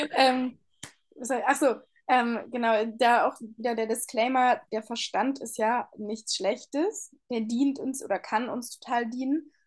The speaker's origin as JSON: {"language": "German", "region": "Northern Hesse", "country": "Germany", "tie": "born or raised there", "said": "Ich bin acht Jahre lang Saison gelaufen hier in, äh, in Nordhessen immer. Also äh, in meiner ja, Kindheit, Jugend unfassbar viel gelaufen"}